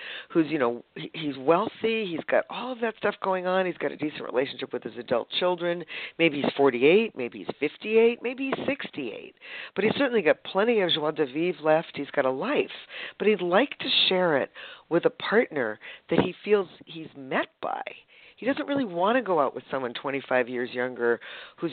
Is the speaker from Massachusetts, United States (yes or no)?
yes; Boston, Massachusetts, United States; moved away as an adult; also born or lived in San Francisco Bay Area, California / northern Vermont; now in San Diego, United States; I grew up in Boston.